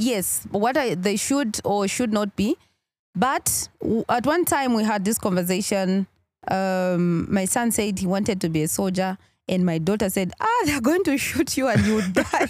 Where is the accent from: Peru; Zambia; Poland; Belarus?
Zambia; Kafue, Lusaka Province; also born or lived in Chawama, Lusaka / Mkushi; growing up, I started, uh, school from Kafue